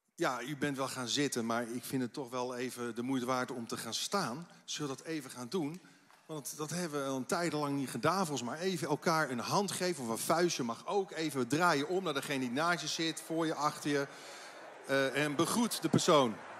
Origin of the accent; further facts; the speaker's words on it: Netherlands; Als Nederlanders